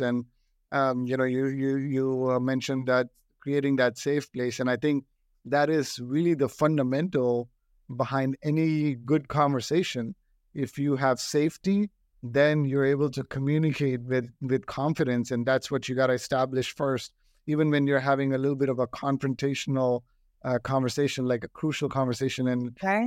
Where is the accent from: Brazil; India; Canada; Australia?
India; New Delhi, Delhi; now in United States; I grew up in New Delhi